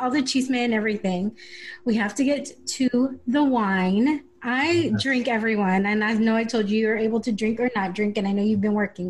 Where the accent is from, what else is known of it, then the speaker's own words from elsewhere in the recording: San Diego, California, United States; I grew up in San Diego. I grew, this is where I was born